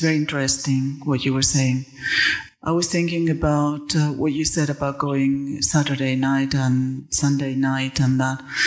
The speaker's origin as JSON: {"language": "English", "town": "Valencia", "region": "Valencian Community", "country": "Spain", "second_language": "English", "said": "I come from Spain, Valencia."}